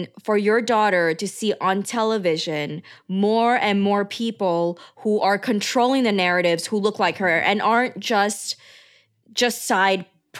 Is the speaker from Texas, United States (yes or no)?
no; New York, United States; my mom did not move the whole family to San Diego, because she didn't want to rock the boat for us growing up in New York.